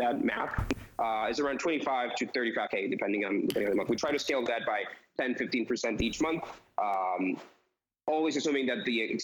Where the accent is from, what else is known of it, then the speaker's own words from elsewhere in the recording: Costa Rica; also born or lived in New York City; I'm originally from Costa Rica